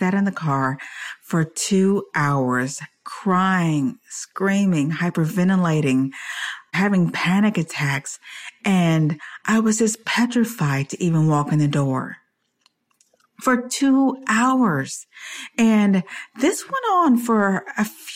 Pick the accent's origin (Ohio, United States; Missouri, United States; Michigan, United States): Michigan, United States; Detroit; also born or lived in California / Washington State; now in Spring, Texas, United States; I am originally from Detroit, Michigan